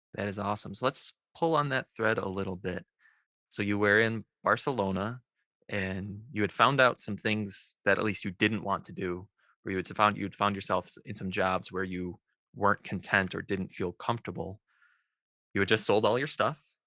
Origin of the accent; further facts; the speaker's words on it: United States; growing up in the American education system